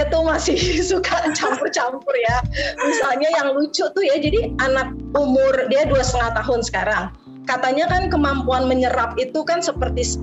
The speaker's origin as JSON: {"language": "Indonesian", "region": "Jakarta", "country": "Indonesia", "tie": "born or raised there", "accent": "Betawi", "said": "Eh, menikah dan saya lahir dan dibesarkan di Jakarta. Jadi kalau saya lagi berbicara bahasa Indonesia, uh, aksen saya"}